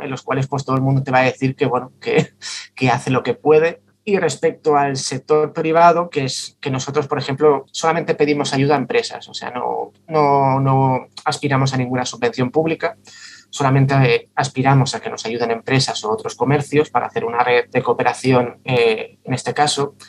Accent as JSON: {"language": "Spanish", "town": "Santa Coloma de Gramenet", "region": "Catalonia", "country": "Spain", "said": "soy de, soy de Santa Coloma de Gramanet"}